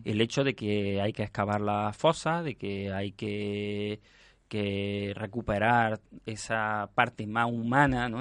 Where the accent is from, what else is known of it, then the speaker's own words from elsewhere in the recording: Spain; como españoles mm, deberíamos estar orgullosos